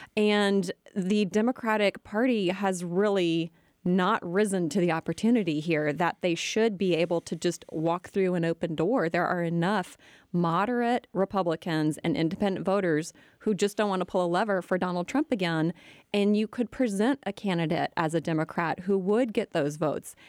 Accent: United States; as Americans

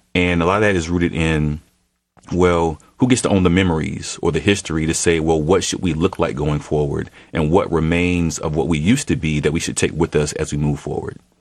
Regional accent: Atlanta, Georgia, United States; my mom and dad weren't from here. So I'm a first generation Atlantean in my own house

